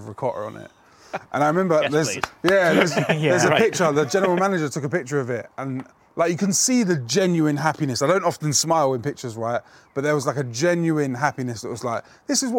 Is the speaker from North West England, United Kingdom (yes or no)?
no; London, United Kingdom; Us Brits, I'm half British, you see. I'm half English. Especially us Londoners